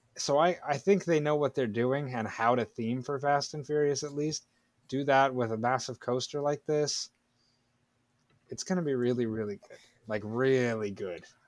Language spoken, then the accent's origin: English; Florida, United States; my home state of Florida.